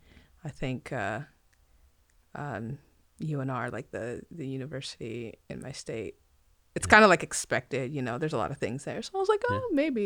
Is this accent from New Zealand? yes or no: no; Nigeria; born there; So I mentioned I was born in Nigeria, so ethnically Nigerian